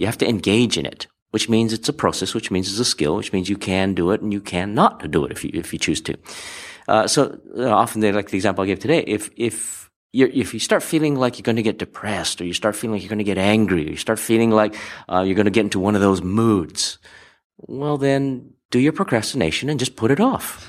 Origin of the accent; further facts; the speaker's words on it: Hawaii, United States; growing up in Hawaii